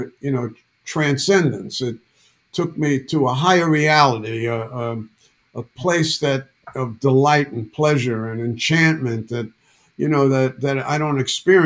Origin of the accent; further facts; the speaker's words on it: New York City, New York, United States; I'm from Bronx, New York City. Nobody listened to country music in Bronx